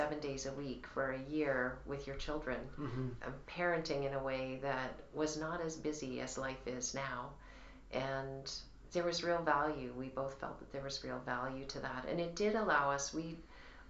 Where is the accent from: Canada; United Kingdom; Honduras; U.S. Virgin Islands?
Canada